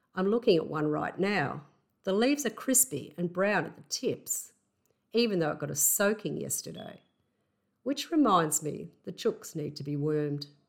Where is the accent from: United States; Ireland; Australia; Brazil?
Australia; accent: Aussie; my Aussie accent